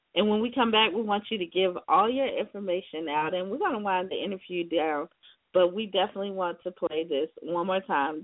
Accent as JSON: {"language": "English", "town": "Seneca", "region": "South Carolina", "country": "United States", "tie": "born or raised there", "said": "my home state, South Carolina, especially the upstate as well, because you know I'm from Seneca, South Carolina"}